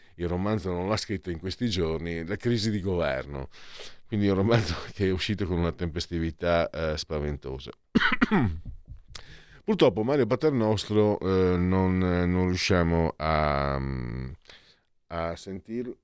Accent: Italy; io vengo dal Friuli Veneto

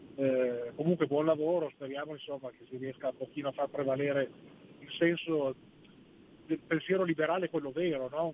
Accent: Algeria; now in Italy; da algerino

